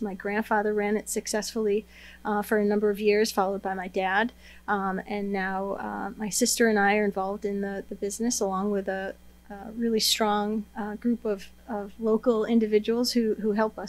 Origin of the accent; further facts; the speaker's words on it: Seneca Falls, New York, United States; also born or lived in Manhattan; So born and raised in Seneca Falls, have spent the majority of my life here.